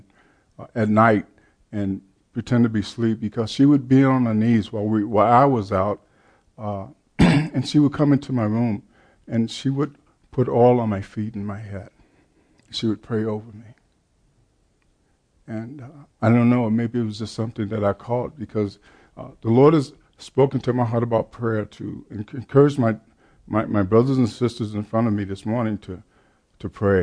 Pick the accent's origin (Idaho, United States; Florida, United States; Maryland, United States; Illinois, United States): Illinois, United States; Chicago; I grew up in the Baptist Church, Chicago